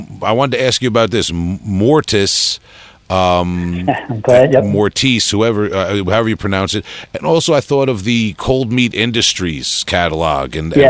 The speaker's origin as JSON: {"language": "English", "town": "Huntington Station", "region": "New York", "country": "United States", "said": "we're from Huntington Station."}